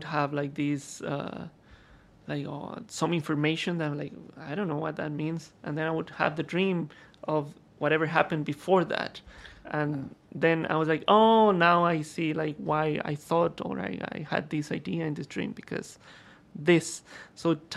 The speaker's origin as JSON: {"language": "English", "country": "Costa Rica", "tie": "born or raised there", "also_born_or_lived": "London", "moved": "yes", "said": "I was born in Costa Rica in Latin America"}